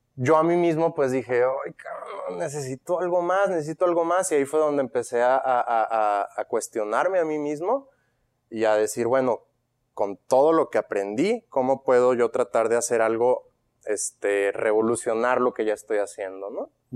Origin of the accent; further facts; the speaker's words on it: Monterrey, Nuevo León, Mexico; also born or lived in Guadalajara, Jalisco, Mexico; me mudo a Monterrey y con toda mi familia a los 10 años